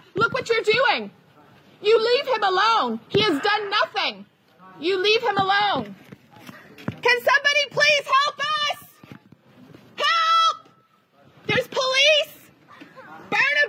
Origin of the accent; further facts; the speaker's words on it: Canada; now in Norway; I'm Canadian.